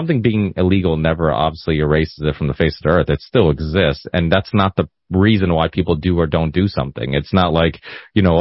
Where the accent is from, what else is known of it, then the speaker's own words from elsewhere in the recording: Northern Portugal, Portugal; moved away; I was born in Northern Portugal, where everybody had huge families.